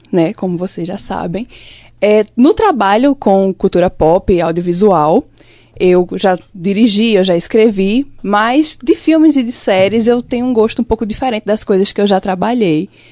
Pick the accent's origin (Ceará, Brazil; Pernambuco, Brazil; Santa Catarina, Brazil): Pernambuco, Brazil; Limoeiro; now in Caruaru, Brazil; eu lembro muito das coisas de Limoeiro que é a minha cidade natal